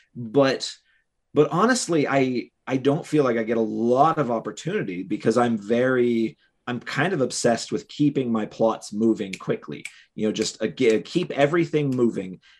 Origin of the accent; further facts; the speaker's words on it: Cleveland, Ohio, United States; Cleveland, Ohio, which is my hometown